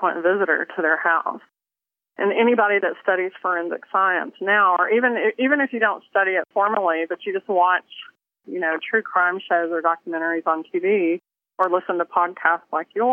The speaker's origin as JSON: {"language": "English", "region": "Tennessee", "country": "United States", "tie": "born or raised there", "also_born_or_lived": "Kentucky", "said": "I'm a Southern girl. I was born in Kentucky, raised in Tennessee, and grew up, you know, cooking with cast iron skillets"}